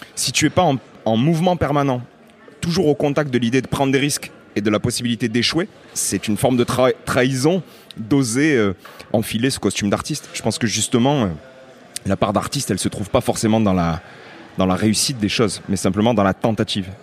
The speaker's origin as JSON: {"language": "French", "town": "Lunel", "region": "Occitania", "country": "France", "tie": "born or raised there", "said": "je viens euh, d'une petite ville qui s'appelle Lunel"}